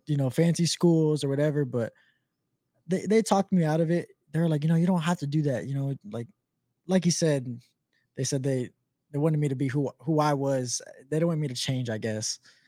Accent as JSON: {"language": "English", "town": "Omaha", "region": "Nebraska", "country": "United States", "tie": "born or raised there", "moved": "as an adult", "lives_now": "Colorado Springs, United States", "said": "I'm proud to say I'm from Omaha, Nebraska. I went to Omaha South."}